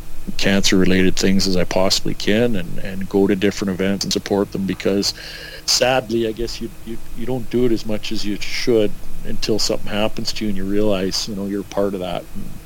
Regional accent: Edmonton, Alberta, Canada; now in Kamloops, Canada; growing up in Edmonton and moving to Kamloops.

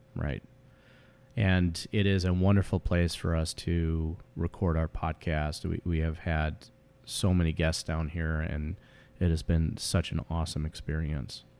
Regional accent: Chicago, Illinois, United States; also born or lived in Omaha, Nebraska; we both were born and raised in the Chicagoland area and have lived there most of our lives

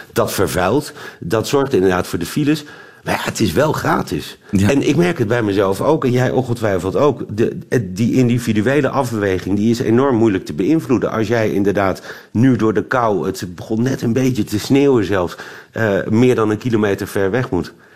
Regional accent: Netherlands; moved away as an adult; now in Belgium; ik ben Hollander

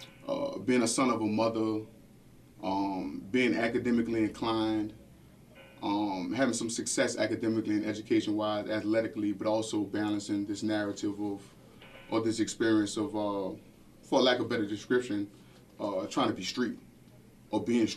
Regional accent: New Orleans, Louisiana, United States; growing up in this city, growing up in New Orleans

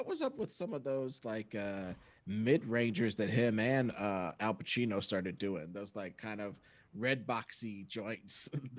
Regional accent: Kansas City, United States; And a lot of that would take place in my hometown of Kansas City.

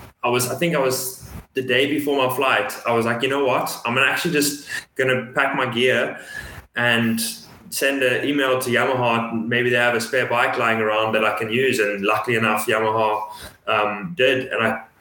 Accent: South Africa; moved away; growing up in South Africa

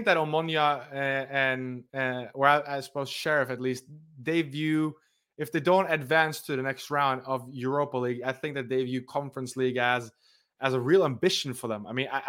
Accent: Norway; considering I'm from Norway, I had to have the Norway shirt

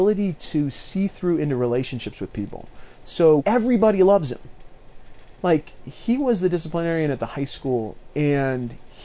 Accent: near Eagle Point, Southern Oregon, United States; going back towards my hometown

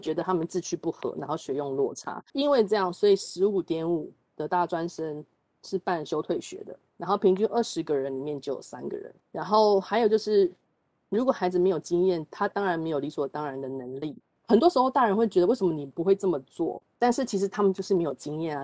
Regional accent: Shulin, New Taipei, Taiwan; 我是在树林的小乡下长大的，我到国中的时候有这个机会可以到台北念书

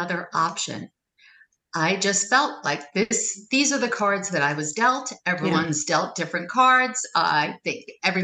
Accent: New York, United States; Weight Watchers and I are the same age and we're both from New York.

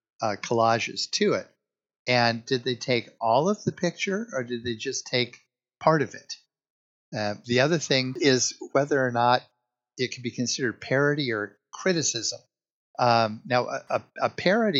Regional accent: Hawaii, United States; I was born in Hawaii

